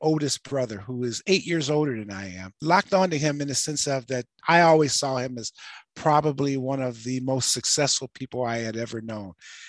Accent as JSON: {"language": "English", "town": "Detroit", "region": "Michigan", "country": "United States", "tie": "born or raised there", "said": "I was born and raised in Detroit, Michigan. So I'm the 5th child, 3rd boy of 10 children."}